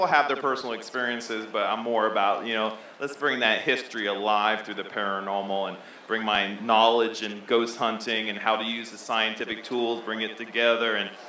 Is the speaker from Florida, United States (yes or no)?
yes; Florida, United States; now in Knoxville, United States; I'm a transplant from Florida, sunny Florida, and I came here to Knoxville.